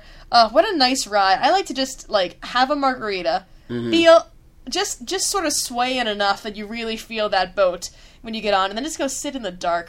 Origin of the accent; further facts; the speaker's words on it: Orlando, Florida, United States; I grew up in Orlando